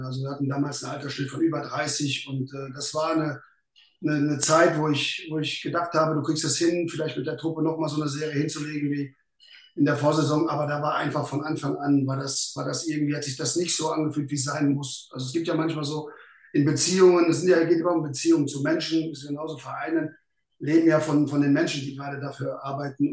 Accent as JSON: {"language": "German", "area": "the West", "region": "western Germany", "country": "Germany", "tie": "born or raised there", "also_born_or_lived": "Berlin", "lives_now": "Aachen, Germany", "said": "ich einfach auch irgendwo ein Stück weit ein Kind des Westens bin"}